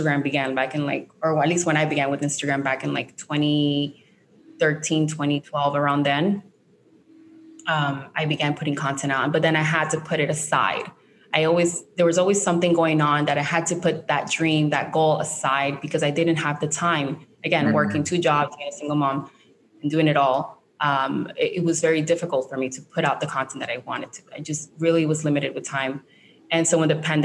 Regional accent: Barranquilla, Atlántico, Colombia; English is a second language; moved away; I was born in Barranquilla

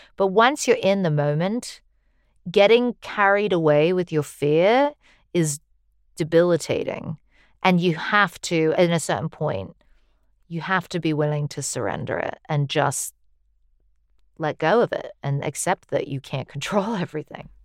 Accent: United States; as an American

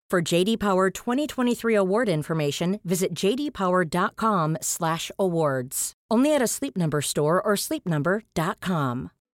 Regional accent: Jakarta, Indonesia; Asal aku dari Jakarta Selatan

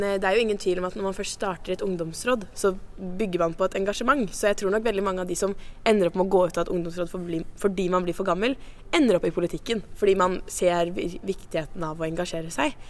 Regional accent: Sandefjord, Vestfold, Norway; fra Sandefjord i nye Vestfold fylke

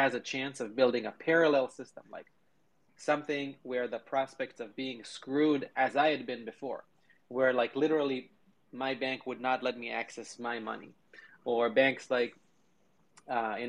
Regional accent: Israel; moved away as an adult; now in United States; I grew up in Israel

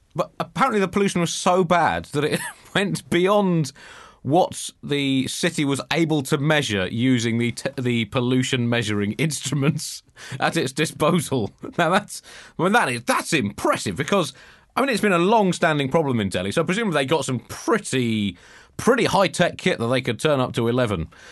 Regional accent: United Kingdom; now in New York, United States; me uh, as a, a, British person

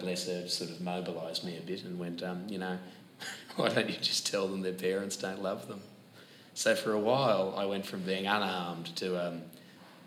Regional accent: Perth, Western Australia, Australia; accent: broad Australian; moved away; I grew up in Perth, Western Australia, where sport was very important

